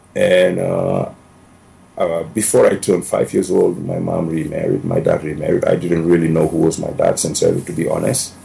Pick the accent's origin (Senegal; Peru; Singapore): Senegal; Dakar; English is a second language; moved away as an adult; also born or lived in Libya; now in Denver, United States; originally, I came from Senegal, West Africa. It's a small country of 13 million people, uh, all the French colonization. I grew up uh, 30 miles from the capital, Dakar